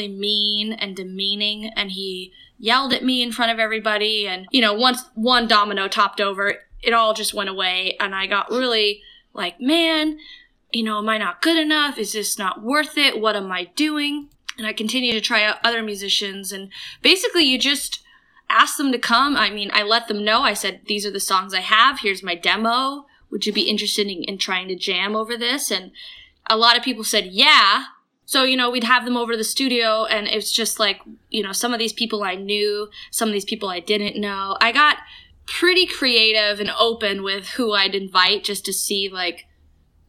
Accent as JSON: {"language": "English", "town": "Portland", "region": "Maine", "country": "United States", "tie": "born or raised there", "moved": "as an adult", "lives_now": "San Diego, United States", "said": "Born and raised in Portland, Maine. And when I was 18, I moved out to San Diego"}